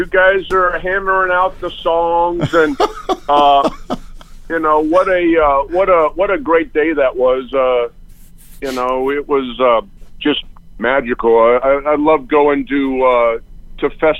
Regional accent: Livermore, California, United States; also born or lived in Walnut Creek, California; I was born in Walnut Creek, and I was raised in Livermore, which is about, I'd say, 40 minutes east of Oakland

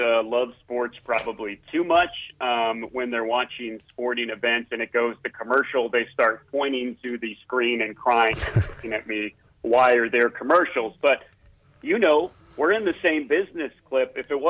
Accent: Columbia, Missouri, United States; moved away; I grew up in Columbia in the 80s

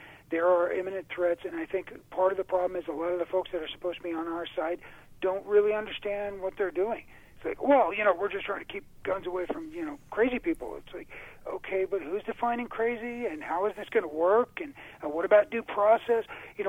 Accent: New York, United States; moved away; I came from New York, as you know, and I've lived here for 24 years now.

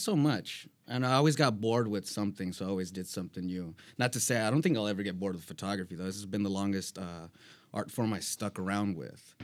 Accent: San Bernardino, California, United States; moved away as an adult; originally I'm from San Bernardino

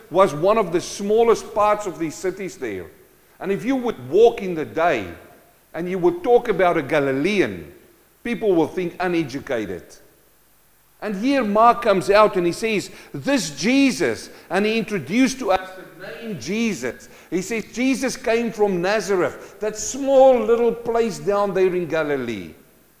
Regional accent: South Africa; moved away; I came from South Africa, a mining community. My dad was a gold miner.

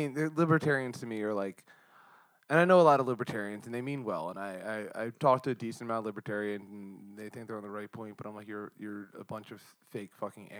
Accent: Montgomery County, Pennsylvania, United States; moved away; I'm from Montgomery County, but I say Philadelphia.

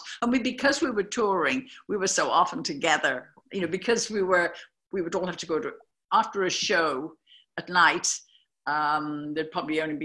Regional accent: Birmingham, West Midlands, United Kingdom; also born or lived in London; now in United States; I came from Birmingham

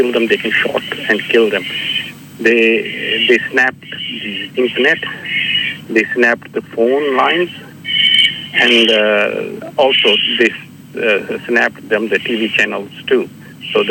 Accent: Srinagar, Jammu and Kashmir, India; now in Brisbane, Australia; I'm from Kashmir, Srinagar, Kashmir, which is under Indian occupation

